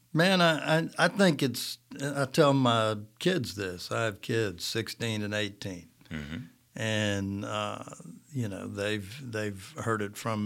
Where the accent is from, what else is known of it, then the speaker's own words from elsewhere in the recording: Russellville, Alabama, United States; also born or lived in Haleyville, Alabama; Russellville's my hometown.